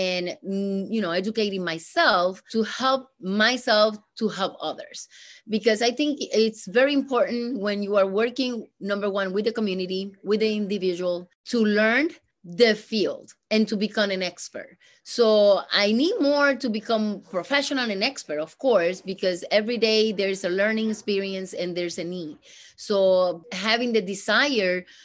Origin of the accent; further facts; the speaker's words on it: Puerto Rico; English is a second language; now in Rochester, United States; I am from Puerto Rico.